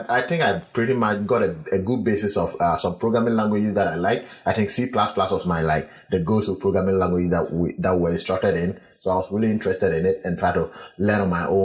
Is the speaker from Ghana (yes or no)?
yes; Ghana; moved away as an adult; also born or lived in Accra, Ghana; now in United States; I come from the Bungavu region